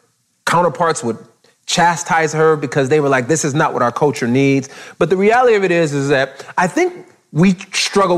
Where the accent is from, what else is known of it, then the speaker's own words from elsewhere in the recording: Southern California, United States; growing up in Southern California